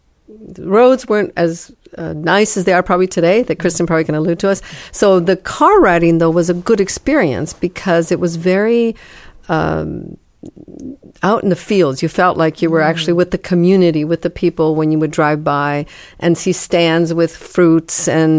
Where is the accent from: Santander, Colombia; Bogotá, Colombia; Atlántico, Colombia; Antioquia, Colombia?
Bogotá, Colombia; Bogota, Colombia; moved away; I am actually born and raised in Bogota, Colombia, and had many, many wonderful experiences there as a child